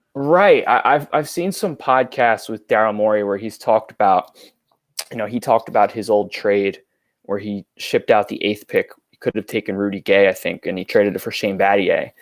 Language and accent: English; New York, United States; I grew up in New York